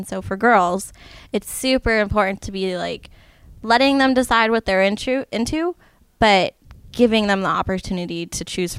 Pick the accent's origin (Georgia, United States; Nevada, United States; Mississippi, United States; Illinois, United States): Nevada, United States; Las Vegas; also born or lived in Henderson, Nevada; now in Seattle, United States; I grew up in Las Vegas